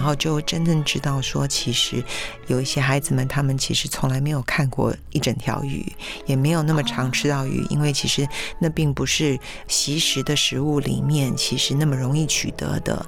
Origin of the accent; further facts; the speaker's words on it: Taiwan; 我们台湾人 本身就比较含蓄